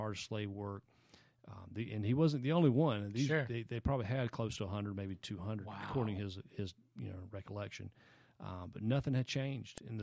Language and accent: English; Anderson, South Carolina, United States; moved away; I'm from Anderson, South Carolina, Anderson mm-hmm. County, South Carolina